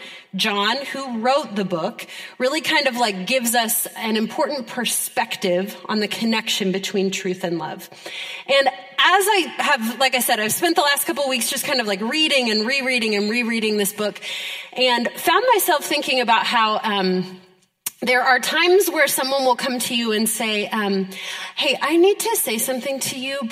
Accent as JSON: {"language": "English", "region": "Pennsylvania", "country": "United States", "tie": "born or raised there", "moved": "yes", "lives_now": "Ohio, United States", "said": "I grew up in Pennsylvania"}